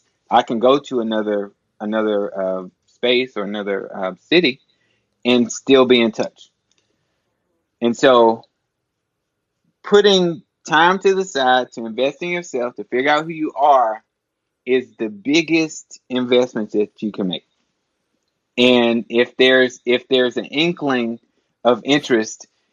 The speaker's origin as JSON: {"language": "English", "town": "Nashville", "region": "Tennessee", "country": "United States", "tie": "born or raised there", "also_born_or_lived": "New Haven, Connecticut", "said": "I grew up in Nashville, Tennessee"}